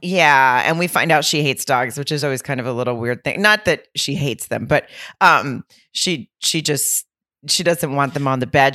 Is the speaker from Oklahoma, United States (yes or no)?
no; Lowell, Arkansas, United States; moved away; I'll be in Arkansas in Lowell slash Rogers at the Grove Comedy Club. And that's my hometown